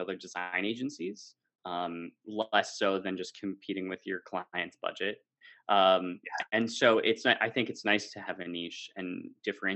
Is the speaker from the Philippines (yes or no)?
no; United States; now in Amsterdam, Netherlands; I'm American but live in Amsterdam